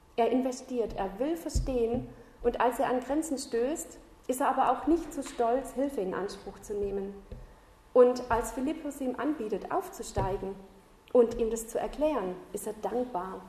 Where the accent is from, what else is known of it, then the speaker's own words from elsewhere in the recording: Southern Germany, Germany; moved away as an adult; also born or lived in north of Ulm / Schloss Klaus, Austria; now in Austria; ich komme ursprünglich aus Süddeutschland und die letzten zwölf Jahre habe ich nördlich von Ulm gewohnt